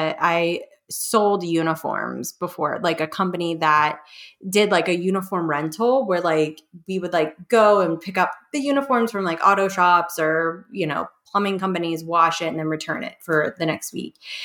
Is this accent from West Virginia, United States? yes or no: yes; West Virginia, United States; moved away; My husband's from New York City and then I'm from West Virginia